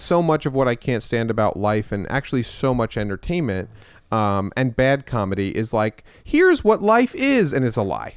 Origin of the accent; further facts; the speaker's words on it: Westchester, New York, United States; I was born in the city, um, but then we moved to Westchester with all the, uh, Jews.